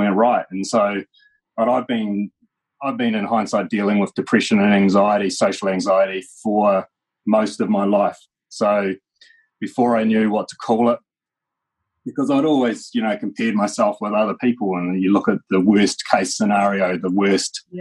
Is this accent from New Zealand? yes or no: yes; Christchurch, Canterbury, New Zealand; also born or lived in Masterton; And then we put down some roots in Christchurch, and that's where I grew up.